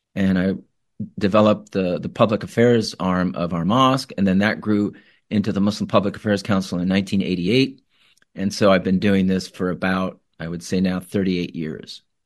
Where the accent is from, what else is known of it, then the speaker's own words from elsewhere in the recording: Tempe, Arizona, United States; moved away as an adult; also born or lived in Iraq / California; I grew up in Tempe, Arizona.